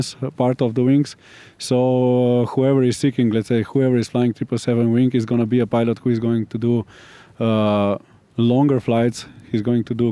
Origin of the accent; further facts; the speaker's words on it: Slovenia; We are coming from Slovenia